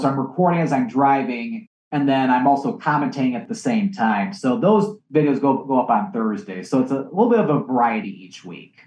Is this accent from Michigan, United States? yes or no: yes; Michigan, United States; my home state of Michigan